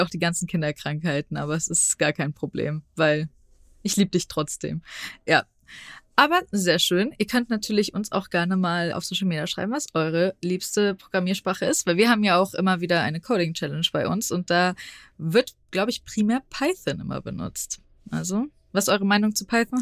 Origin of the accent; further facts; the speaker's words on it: Frankfurt, Hesse, Germany; ich komme aus Frankfurt, das heißt, ich komme auch aus einer Großstadt